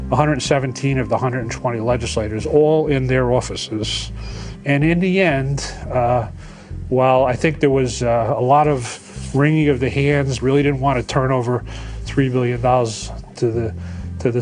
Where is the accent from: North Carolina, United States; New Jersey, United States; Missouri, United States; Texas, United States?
New Jersey, United States; Bloomfield; I grew up in Bloomfield, went to Catholic school, and then I went to Seton Hall High School